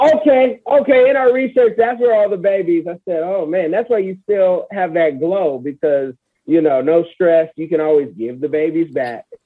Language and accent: English; California, United States; I'm from Cali.